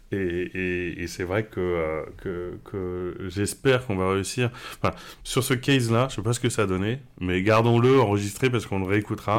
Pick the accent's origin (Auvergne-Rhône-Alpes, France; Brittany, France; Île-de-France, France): Île-de-France, France; Paris; moved away as an adult; also born or lived in Shanghai, China / Normandy; now in Barcelona, Spain; je suis parisien. Hein. J'ai vécu mm. jusqu'à partir à Shanghai, j'ai vécu toute ma vie en parisien